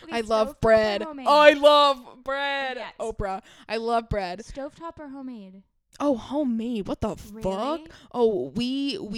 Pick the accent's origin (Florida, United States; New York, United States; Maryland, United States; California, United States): Maryland, United States; Salisbury; moved away; I'm actually from Salisbury, Maryland.